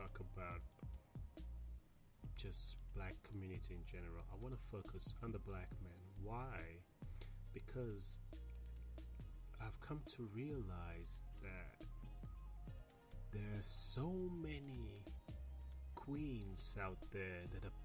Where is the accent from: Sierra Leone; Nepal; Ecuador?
Sierra Leone; moved away; Growing up in Africa, and let me be precise, growing up in Sierra Leone